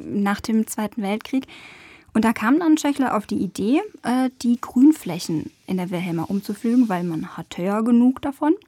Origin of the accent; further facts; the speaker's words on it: Stuttgart area, Baden-Württemberg, Germany; wir sind ja aus dem Raum Stuttgart